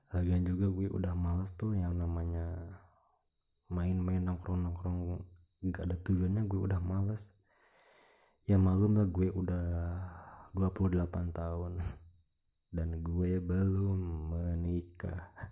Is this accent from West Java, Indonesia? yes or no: yes; Ciamis, West Java, Indonesia; Gue orang Ciamis Jawa Barat Indonesia